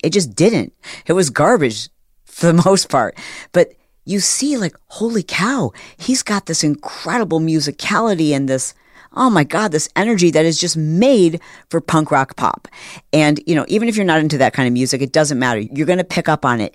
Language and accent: English; Detroit, Michigan, United States; I was born in Detroit